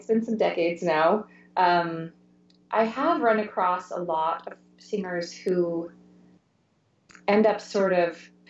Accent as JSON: {"language": "English", "region": "the West", "country": "United States", "tie": "born or raised there", "said": "And I think growing up in the West myself and having started voice lessons at the age of 12"}